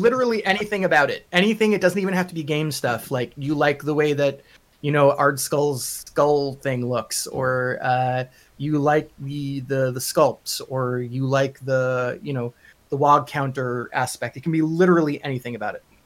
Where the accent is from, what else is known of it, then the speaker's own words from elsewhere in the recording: Long Island, New York, United States; accent: Long Island; I'm from Long Island. My Long Island accent turns Russian after a while